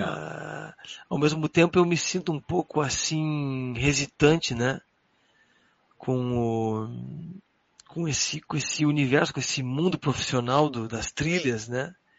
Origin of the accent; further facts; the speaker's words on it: Porto Alegre, Rio Grande do Sul, Brazil; moved away as an adult; nunca tinha saído da cidade, né? Tipo, sempre fiquei em Porto Alegre